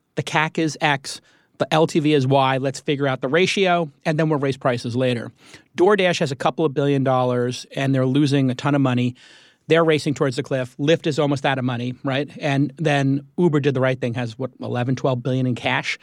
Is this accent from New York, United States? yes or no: yes; New York, United States; I'm a New Yorker